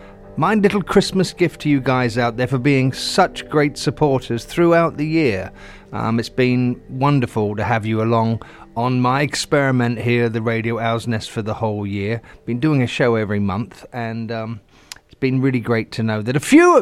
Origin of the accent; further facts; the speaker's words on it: England, United Kingdom; I'm an Englishman, so a good cuppa.